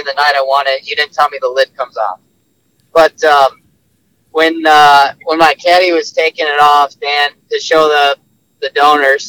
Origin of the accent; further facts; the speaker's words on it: Midwest, United States; as a Midwest guy